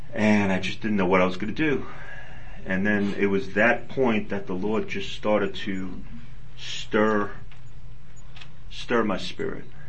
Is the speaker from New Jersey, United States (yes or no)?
no; New York City, New York, United States; moved away; I was raised in New York in a uh, conservative family